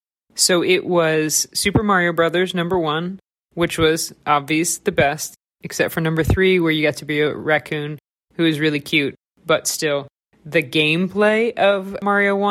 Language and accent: English; the South, United States; I'm from the South, so we add egg to our mac and cheese